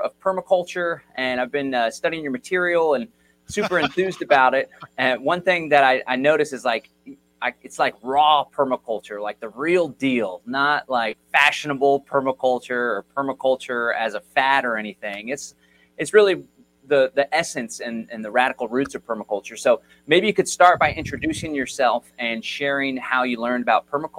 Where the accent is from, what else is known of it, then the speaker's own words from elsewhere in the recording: Austin, Texas, United States; now in Bastrop, United States; I was born and raised in Austin, but we had to get the heck out of there because the city's not what it used to be. It used to be kind of weird and hippie. Now it's just corporate and California.